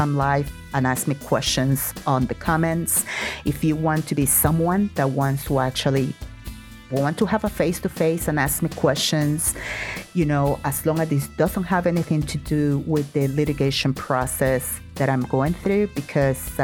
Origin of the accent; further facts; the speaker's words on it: Puerto Rico; now in El Paso, United States; I did not born in El Paso. I am originally from Puerto Rico